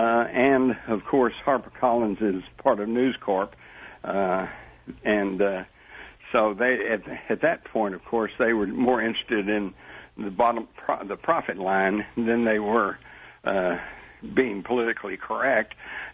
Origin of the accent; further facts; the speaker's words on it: Texas, United States; But let me hasten to add that, I growing up in Texas, steak was, you know, we had steak for breakfast and steak, hamburger for lunch and another steak at night.